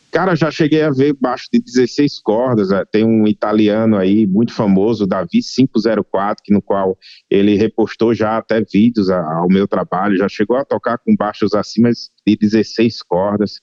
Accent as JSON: {"language": "Portuguese", "region": "Rio Grande do Norte", "country": "Brazil", "tie": "born or raised there", "said": "minha terra natal, Rio Grande do Norte"}